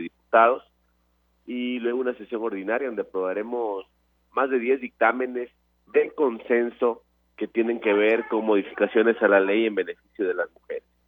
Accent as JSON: {"language": "Spanish", "region": "Veracruz", "country": "Mexico", "said": "En Veracruz, en mi estado"}